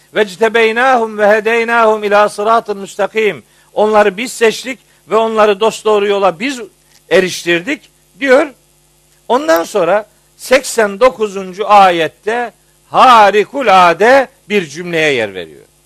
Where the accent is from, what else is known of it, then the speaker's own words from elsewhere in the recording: Trabzon, Turkey; ben biraz Trabzonluluktan biraz övünüyorum.